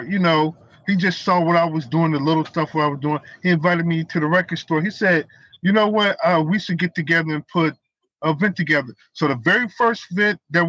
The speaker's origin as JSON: {"language": "English", "town": "Milwaukee", "region": "Wisconsin", "country": "United States", "tie": "born or raised there", "said": "I was born and raised in Milwaukee"}